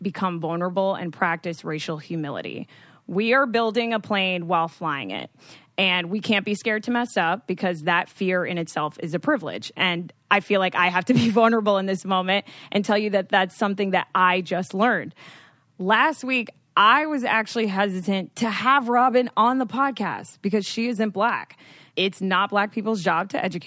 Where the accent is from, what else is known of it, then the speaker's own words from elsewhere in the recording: United States; I am Dominican, so I am a white Latinx female, but I've actually been very confused growing up in the States